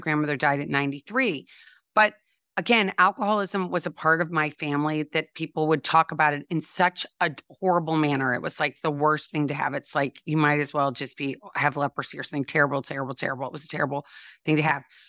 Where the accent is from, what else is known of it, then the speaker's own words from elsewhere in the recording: St. Louis, Missouri, United States; I grew up in Saint Louis, Missouri, and I always like to say home of Anheuser-Busch